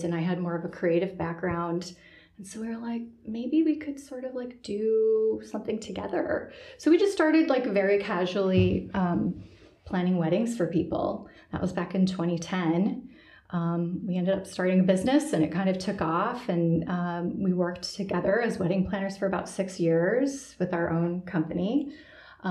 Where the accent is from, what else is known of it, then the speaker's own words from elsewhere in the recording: Chicago, Illinois, United States; I'm from the Chicago area originally, grew up in the Midwest